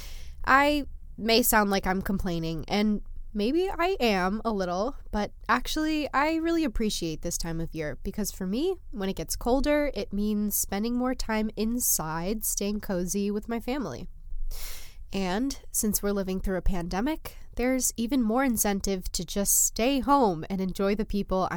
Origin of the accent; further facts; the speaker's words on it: New Jersey, United States; I am also from New Jersey